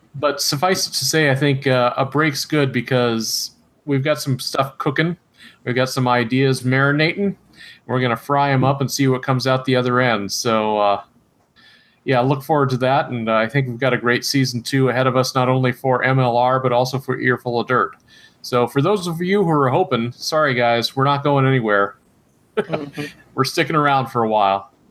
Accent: Iowa, United States; I'm not from the East Coast, obviously, you know, being an Iowa boy here

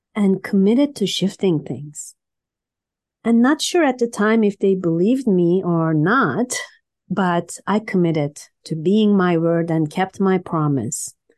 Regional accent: Istanbul, Turkey; now in Canada; I was born in Turkey, Istanbul

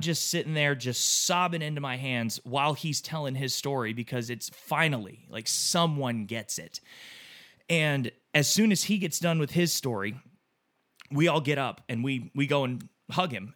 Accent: Texas, United States; growing up in Texas, you were obviously raised to think differently of people

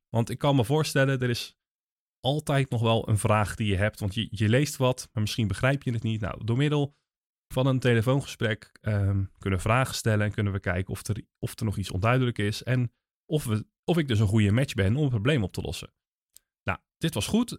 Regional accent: Netherlands; wij als Nederlanders

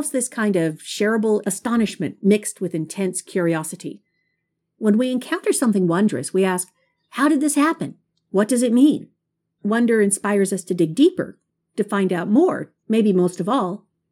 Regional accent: Houston, Texas, United States; also born or lived in Maryland / Alabama / Waco, Texas; my hometown of Houston, Texas

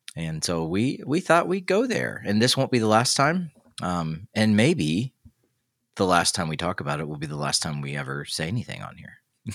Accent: the South, United States; now in Midwest, United States; I live in the Midwest, I'm from the South.

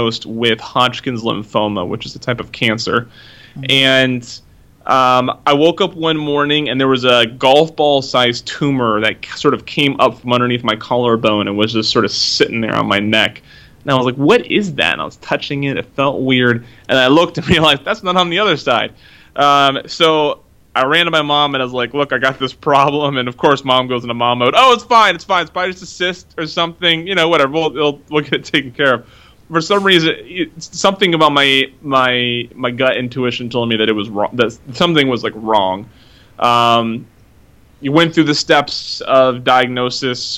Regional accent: Oak Harbor, Washington, United States; now in Washington, D.C., United States; I grew up in Oak Harbor, Washington, little Navy town, just north of Seattle.

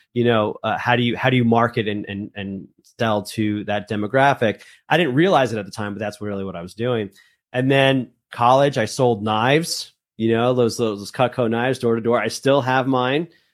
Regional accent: northern New Jersey, United States; also born or lived in Colombia; I'm actually from Colombia. Uh, that's where I was born, but I was raised in, in, in northern New Jersey.

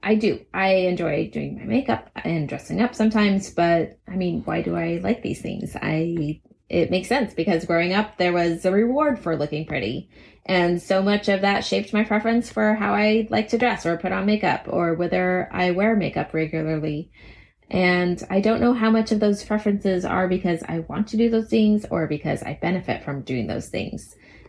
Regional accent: United States; I think it's a little bit inherent to being American, the belief that ours is the best way and the right way.

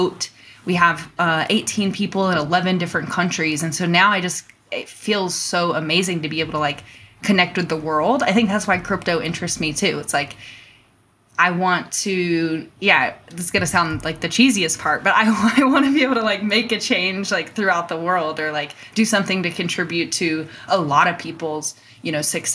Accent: North Carolina, United States; moved away as an adult; now in Colorado, United States; I grew up in North Carolina, though, somewhere on the East Coast in the US

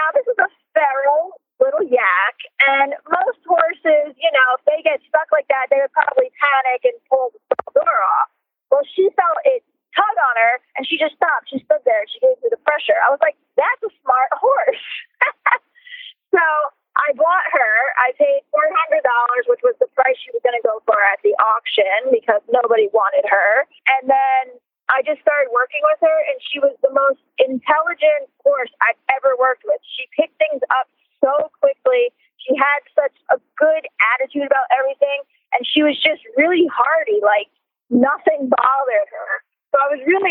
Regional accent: near Freehold Raceway, New Jersey, United States; I grew up near Freehold Raceway

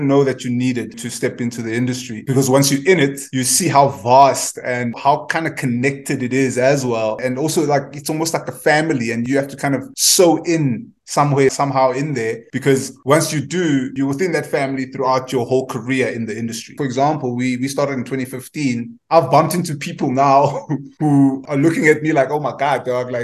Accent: Cape Town, Western Cape, South Africa; I grew up in Guguletu back, obviously, in the late 80s to the 90s

